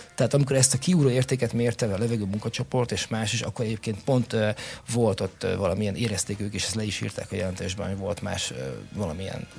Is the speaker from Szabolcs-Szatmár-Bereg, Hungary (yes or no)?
no; Pécs, Baranya, Hungary; now in Érd, Hungary; én Pécsi vagyok